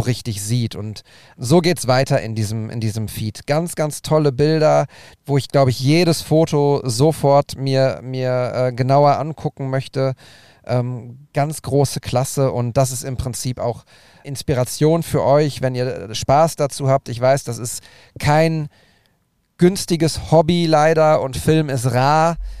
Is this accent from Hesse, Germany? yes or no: no; Bochum, North Rhine-Westphalia, Germany; mit Bochum, mit meiner Heimat